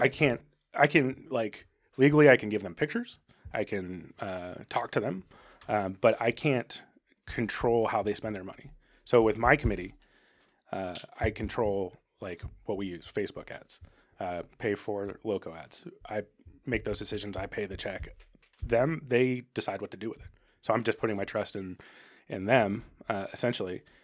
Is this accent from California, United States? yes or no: yes; Arcata, California, United States; I grew up in Arcata